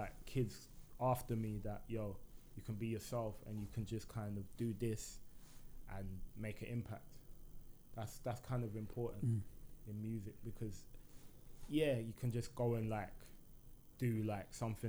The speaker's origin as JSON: {"language": "English", "town": "Birmingham", "region": "West Midlands", "country": "United Kingdom", "said": "I feel so because in the music as well, you can't really tell that I'm from Brum."}